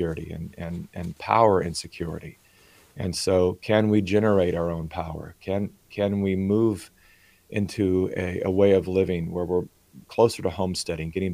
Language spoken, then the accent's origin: English; California, United States; I was born in California, and so I was born onto the left